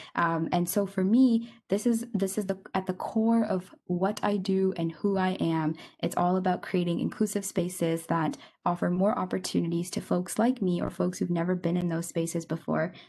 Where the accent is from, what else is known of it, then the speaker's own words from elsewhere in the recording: Kitchener, Ontario, Canada; now in Kingston, Canada; I grew up in Kitchener, Ontario